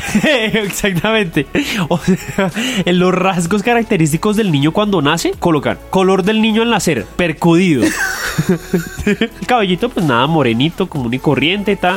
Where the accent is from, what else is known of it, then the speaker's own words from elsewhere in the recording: Bogotá, Colombia; Yo nací en la, en la, en la San Ignacio, yo nací en la San Ignacio